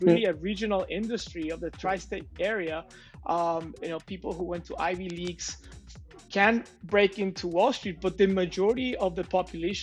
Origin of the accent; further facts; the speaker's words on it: Mexico; my hometown here in Mexico